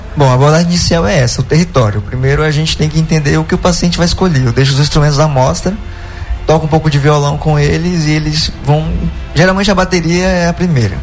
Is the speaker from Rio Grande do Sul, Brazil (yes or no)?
no; Tucuruí, Pará, Brazil; also born or lived in Belém; E é minha cidade natal